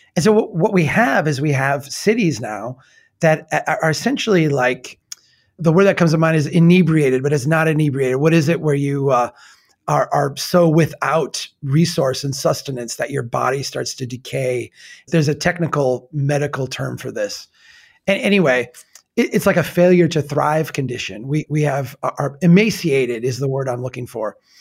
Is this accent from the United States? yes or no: yes; old frontier town in the Midwest, United States; my hometown in eighteen seventy